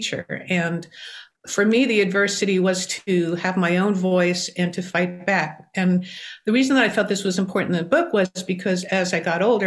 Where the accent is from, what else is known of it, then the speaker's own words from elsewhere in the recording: New York City, New York, United States; I grew up in New York City.